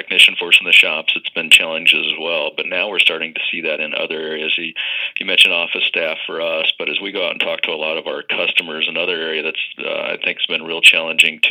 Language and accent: English; Midwest, United States; I grew up here in the Midwest